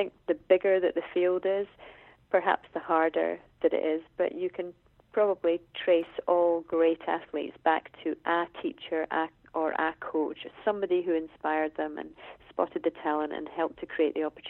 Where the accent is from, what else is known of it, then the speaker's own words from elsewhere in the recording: Scotland, United Kingdom; as a Scottish tennis person myself